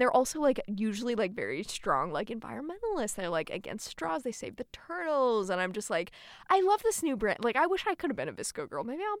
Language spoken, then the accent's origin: English; Colorado, United States; I'm from Colorado.